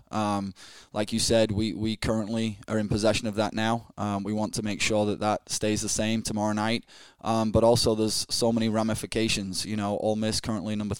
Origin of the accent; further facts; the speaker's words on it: Yorkshire and the Humber, United Kingdom; moved away as an adult; also born or lived in Scotland / Chicago / Austin, Texas; now in Starkville, United States; I grew up in England, northwest of England, about 4.5 hours northwest of London, in a really small village, smaller than Starkville, of 1,000 people called Emsey, in the Yorkshire, the county, Yorkshire County, I should say.